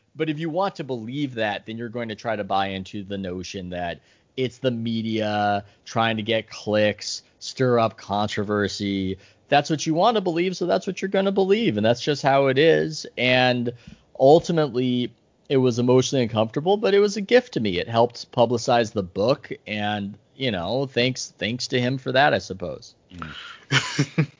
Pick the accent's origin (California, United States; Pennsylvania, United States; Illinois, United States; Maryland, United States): California, United States; San Diego; I grew up in San Diego.